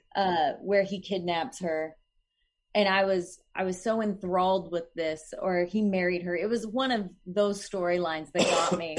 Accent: Oklahoma, United States; moved away; I'm from Oklahoma, so this is gonna be, like, my home state

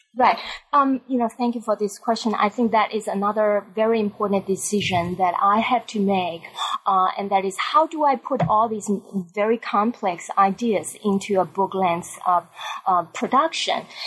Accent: Taiwan; moved away as an adult; I grew up in Taiwan

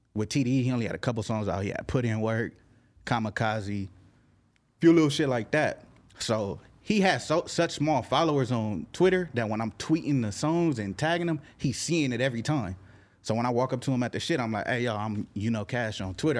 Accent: Carson, California, United States; I'm from L A County, I'm not from L A, nigga, I'm representing Carson.

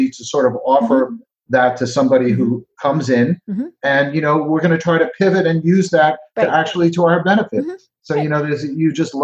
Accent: New Jersey, United States; I'm Jersey. We have the best pizza. I'm from Jersey

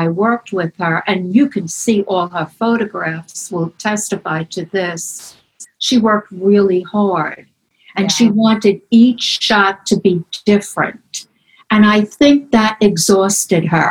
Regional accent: New York City, New York, United States; also born or lived in Manhattan; I'm born in Brooklyn, 1947. Grew up in Ireland

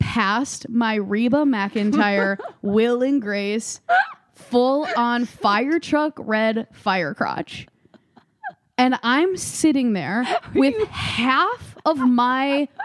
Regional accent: Midwest, United States; I'm from the Midwest, my most of my family is like very overweight

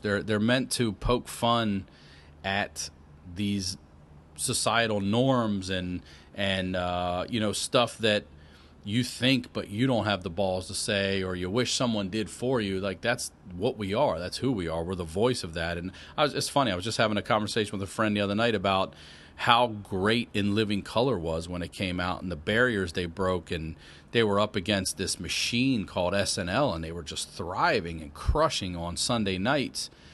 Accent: Baltimore, Maryland, United States; moved away as an adult; I'm originally from, uh, Baltimore, Maryland. Grew up, I was born in the city, grew up outside the city, yeah, a few years later

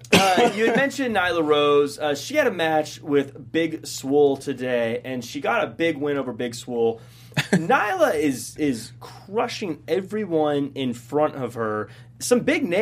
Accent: Parkland, Washington, United States; originally from Parkland, Washington, where I'm from.

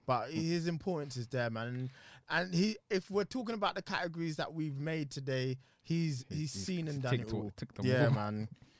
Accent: London, United Kingdom; I'm from Southeast, so you already know we have to show respect.

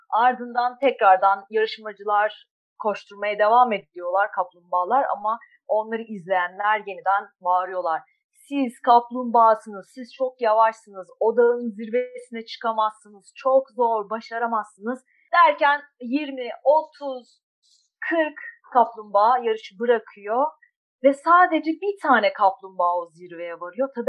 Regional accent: İzmir, Turkey; 1982 İzmir doğumluyum.

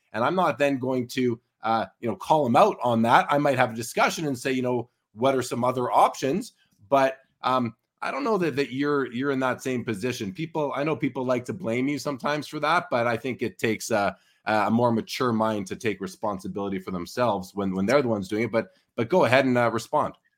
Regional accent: Winnipeg, Manitoba, Canada; now in Calgary, Canada; I'm originally from Winnipeg

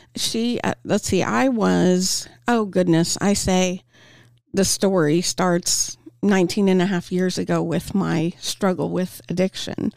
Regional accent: Topeka, Kansas, United States; I'm born and raised in Topeka

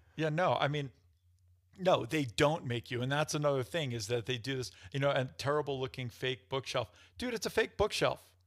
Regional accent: New York, United States; now in Denver, United States; I'm from New York

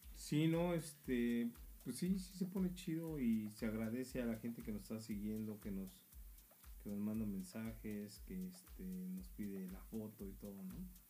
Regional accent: Mexico; now in United States; somos paisas

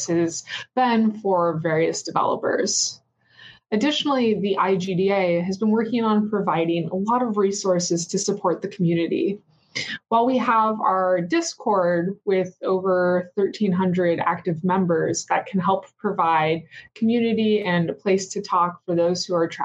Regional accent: Seattle, Washington, United States; now in Baltimore, United States; Currently, I live in Baltimore, Maryland, though I'm from Seattle, Washington

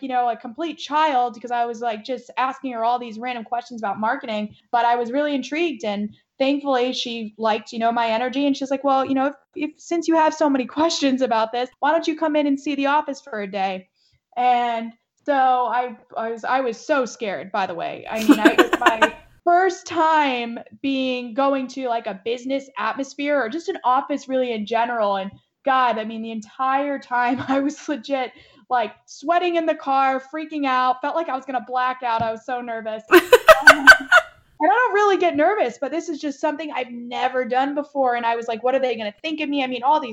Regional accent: Middletown, Connecticut, United States; moved away as an adult; now in Tampa, United States; I grew up in Connecticut, Middletown, Connecticut.

